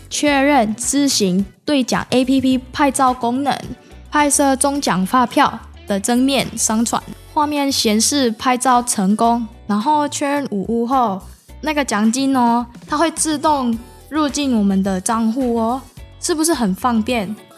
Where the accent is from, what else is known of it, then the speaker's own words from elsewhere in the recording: Indonesia; now in Taiwan; 我来自印尼，现在是成大的学生